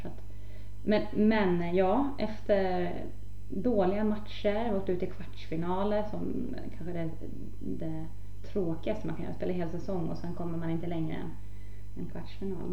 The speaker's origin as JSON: {"language": "Swedish", "town": "Norberg", "region": "Västmanland", "country": "Sweden", "tie": "born or raised there", "said": "hemma i Norberg"}